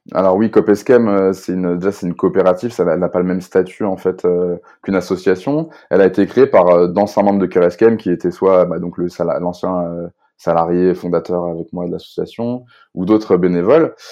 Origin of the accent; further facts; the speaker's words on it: Rennes, Brittany, France; je suis un jeune Rennais, enfin jeune plus si jeune, mais je suis Rennais